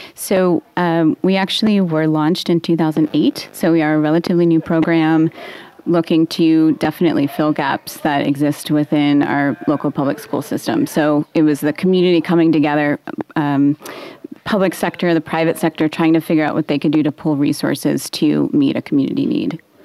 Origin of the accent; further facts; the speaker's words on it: Portland, Oregon, United States; I grew up in Northeast Portland, so I was in PPS all the way.